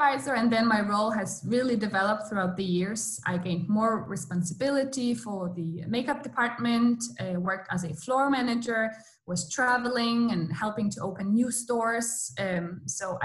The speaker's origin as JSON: {"language": "English", "country": "Poland", "moved": "as an adult", "lives_now": "Copenhagen, Denmark", "said": "I come from Poland and I came to Denmark to study 6.5 years ago."}